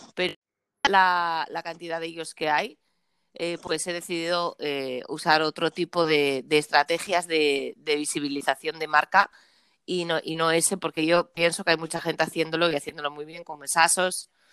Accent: Asturias, Spain; yo soy asturiana

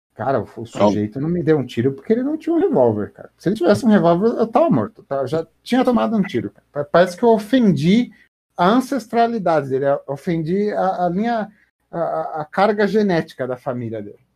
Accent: Brazil; eu como brasileiro

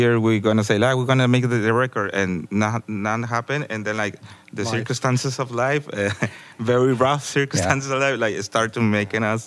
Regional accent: Tijuana, Baja California, Mexico; from Tijuana

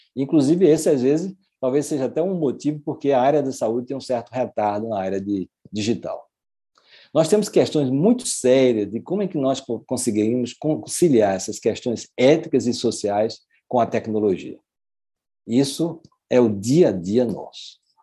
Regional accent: Brazil; eu sou brasileiro, mas tenho a cidadania também é, portuguesa

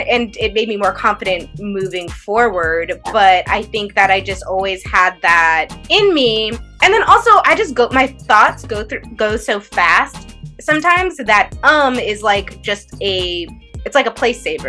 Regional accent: the Bay Area, California, United States; I'm from the Bay.

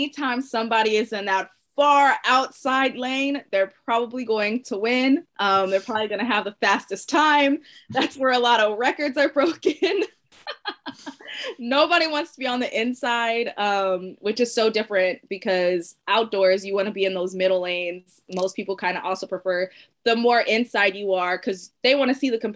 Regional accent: San Diego, California, United States; growing up, my dad was a high school coach, and so we're from San Diego, California, and my dad coached at Helix High School

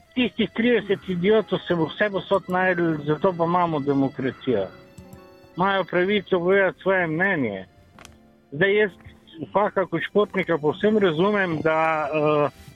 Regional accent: Slovenia

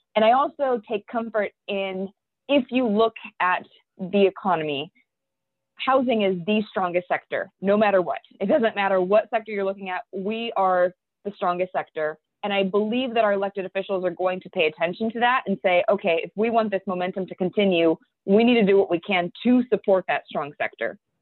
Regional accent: Cleveland, Ohio, United States; we were born and raised in Cleveland

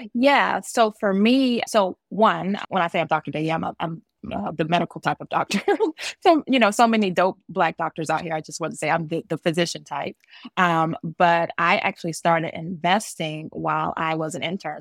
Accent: Georgia, United States; also born or lived in New Jersey / East Coast; now in Maryland, United States; I was born in Jersey and I was raised in Georgia. So I was born a Jersey girl and raised a Georgia peach, and I've lived up and down the East Coast.

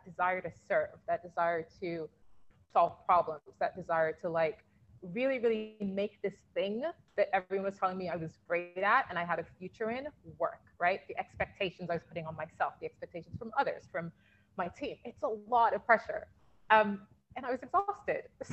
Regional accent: United Kingdom; I'm British Nigerian

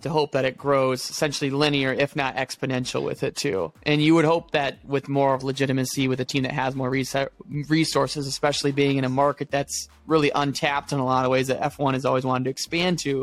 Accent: United States; an American

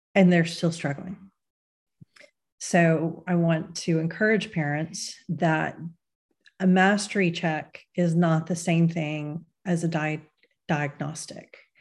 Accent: Texas, United States; my home state is, you know, when, when the right laws get proposed in Texas, I think Texas is going to be a major, major battleground state

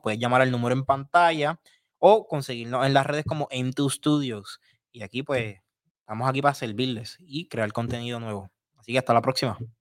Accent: Puerto Rico

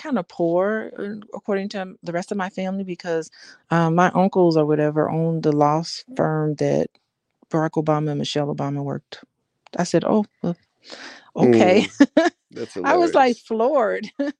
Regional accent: Gary, Indiana, United States; I'm from Gary. And he said, wow, my family business is in Gary.

